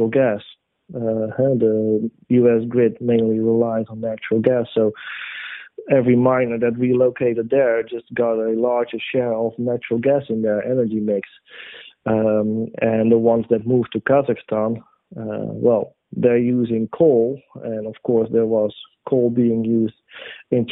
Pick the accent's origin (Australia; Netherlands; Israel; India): Netherlands; my home country, the Netherlands